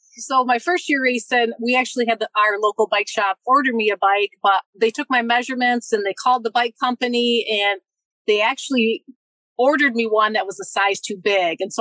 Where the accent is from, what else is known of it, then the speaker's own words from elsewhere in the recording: Michigan, United States; close to my parents, my hometown